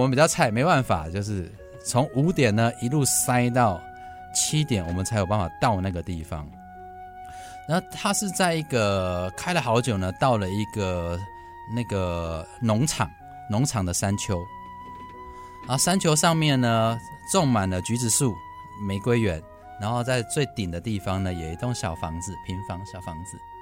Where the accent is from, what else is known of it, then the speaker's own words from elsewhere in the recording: Hsinchu, Hsinchu City, Taiwan; 我们家生了四个孩子， 在清大的小小的宿舍都挤在那个小小的空间里头